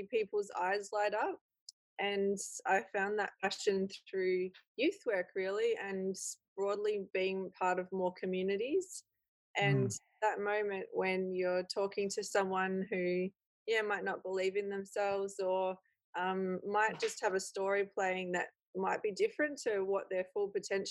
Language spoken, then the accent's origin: English; Echuca, Victoria, Australia; now in Doveton, Australia; I lived in country Victoria, and mostly around Echuca